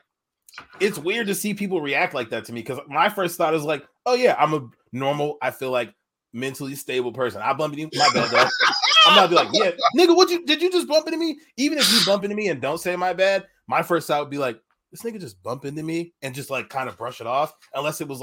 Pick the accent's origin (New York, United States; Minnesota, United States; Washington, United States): Washington, United States; Tacoma; I'm from Tacoma